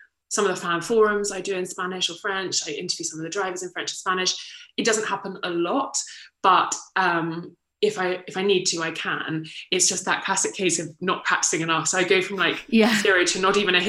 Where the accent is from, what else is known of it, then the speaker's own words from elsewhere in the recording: Kent, South East England, United Kingdom; I'm from Kent originally